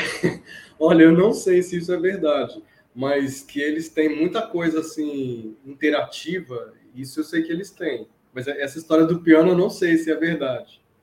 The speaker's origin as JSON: {"language": "Portuguese", "country": "Brazil", "said": "que sou brasileiro, sou fã"}